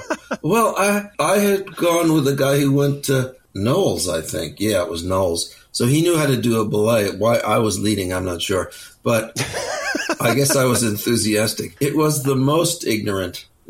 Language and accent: English; outside of New York, United States; now in British Columbia, Canada; I grew up outside of New York, started climbing when I was 13